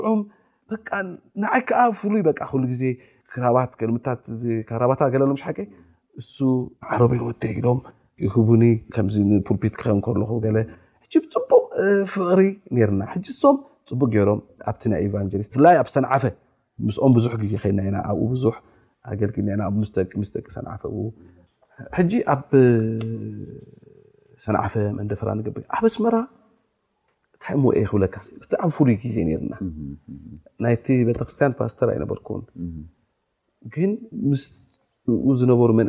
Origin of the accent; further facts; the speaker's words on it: Asmara, Maekel, Eritrea; moved away; ኣስመራ ተወሊደ ዓብየ